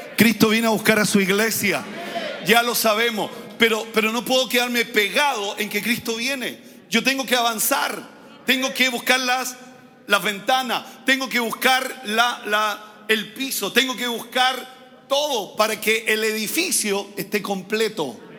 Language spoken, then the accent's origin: Spanish; Santiago, Santiago Metropolitan, Chile; no nacimos allá, arriba en el sector oriente de Santiago, nacimos en los sectores populares